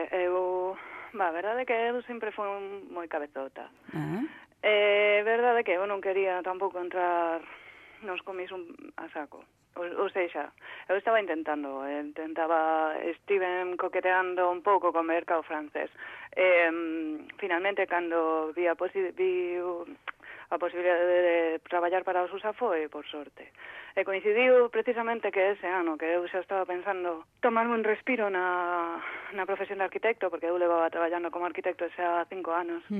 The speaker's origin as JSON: {"language": "Galician", "town": "Vilagarcía de Arousa", "region": "Galicia", "country": "Spain", "also_born_or_lived": "A Coruña", "said": "eu son da, das Rías Baixas de Vila"}